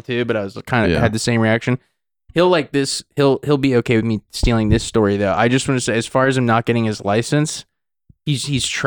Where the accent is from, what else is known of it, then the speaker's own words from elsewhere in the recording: Napa, California, United States; My hometown, Napa